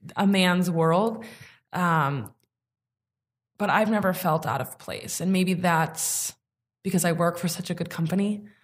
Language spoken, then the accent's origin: English; Sheboygan, Wisconsin, United States; moved away as an adult; now in Milwaukee, United States; if I would have never left Sheboygan and I would have stayed there